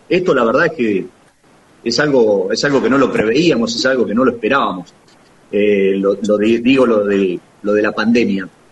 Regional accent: La Manuela, Buenos Aires Province, Argentina; now in Daireaux, Argentina; Yo soy oriundo de Laguna Alcina, Bonifacio, en realidad de un pueblito más chiquito todavía, soy oriundo de, La Manuela.

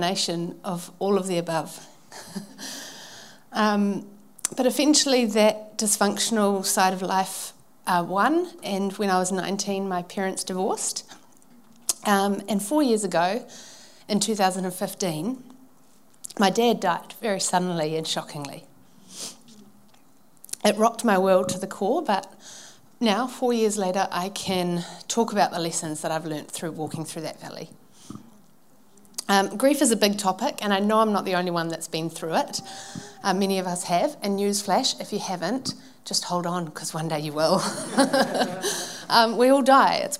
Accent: Manukau, Auckland, New Zealand; I grew up in Manukau with my mum and my dad and my two brothers

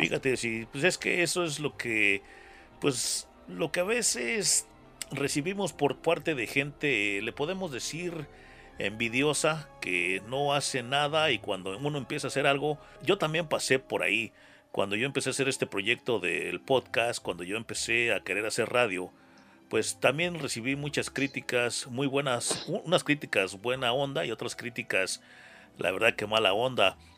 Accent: California, United States; now in Atlanta, United States; yo nací en California, ahora te platico mi historia, pero yo tengo años viviendo aquí en Estados Unidos

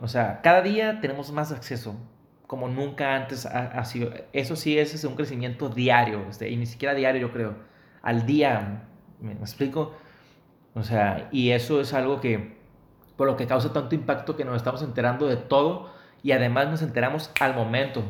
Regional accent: Mexicali, Baja California, Mexico; now in Monterrey, Mexico; ahorita vivimos en Monterrey, en mi ciudad natal, Mexicali, en mi estado, Baja California, en mi estado actual, Nuevo León

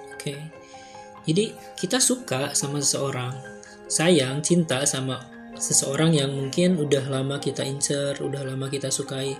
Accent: West Java, Indonesia; Asli Pasundan

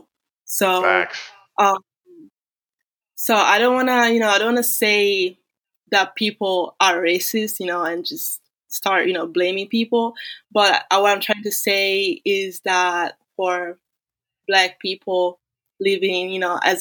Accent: Italy; moved away as an adult; also born or lived in Florida State University; now in United States; I was born in Italy, but my parents are Nigerian, so I'm a Black Italian

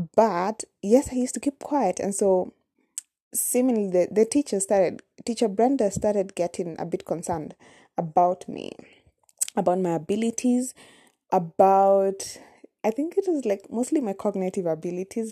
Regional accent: Nairobi, Kenya; first language Kamba; English is a second language; I was actually born in Nairobi, in the capital city of Kenya

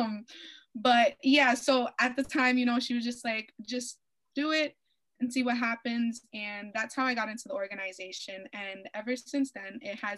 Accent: Providence, Rhode Island, United States; I'm from Providence, Rhode Island.

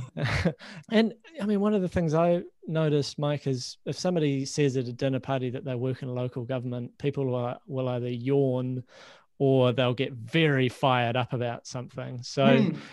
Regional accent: Christchurch, Canterbury, New Zealand; Christchurch, my hometown

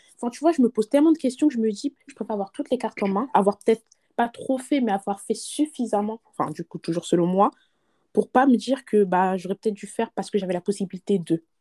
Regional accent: France; on est nés en France, on a grandi du moins en France

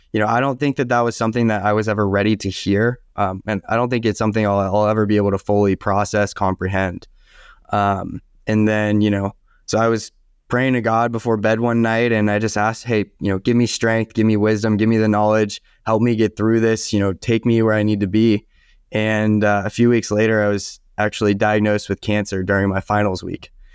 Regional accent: Southern California, United States; also born or lived in San Diego / Ventura County; I was born and raised in Southern California

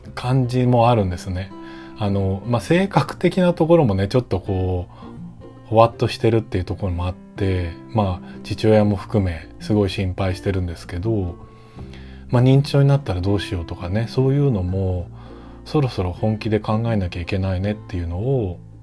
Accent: Ota, Tokyo, Japan; 僕のその生まれ育った大田区っていう東京都の大田区

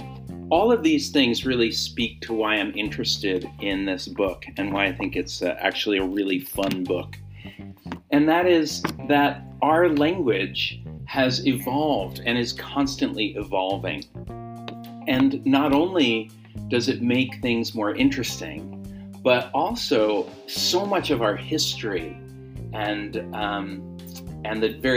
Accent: Ho-Ho-Kus, New Jersey, United States; I grew up in New Jersey near a town called Hohokus

